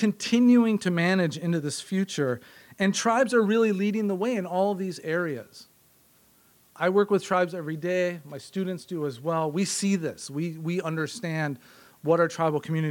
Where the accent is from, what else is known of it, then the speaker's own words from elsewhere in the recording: Green Bay, Wisconsin, United States; I'm from Wisconsin. In my intro, I said I'm from Green Bay.